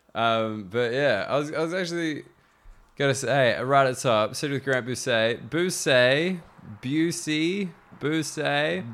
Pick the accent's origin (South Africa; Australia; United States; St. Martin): Australia; Sydney, New South Wales; moved away as an adult; now in United Kingdom; I'm from Sydney, like, I never moved